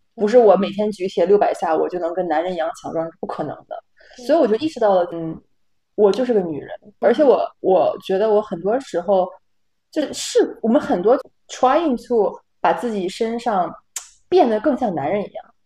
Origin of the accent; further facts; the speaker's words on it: Northeast China, China; moved away as an adult; also born or lived in Rotterdam, Netherlands; now in Amsterdam, Netherlands; 因为我是东北人，我们那边有个节目叫，呃，叶文有话要说